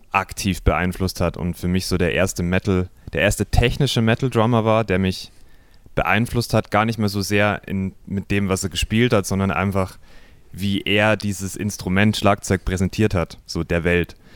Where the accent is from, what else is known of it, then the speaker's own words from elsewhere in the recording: Simbach am Inn, Bavaria, Germany; also born or lived in Eggenfelden; ich bin aufgewachsen in Simbach. Das ist noch ein kleineres Kleinstädtchen als Eckenfelden. ähm, aber ja, nicht München, sondern bayerische, niederbayerische Provinz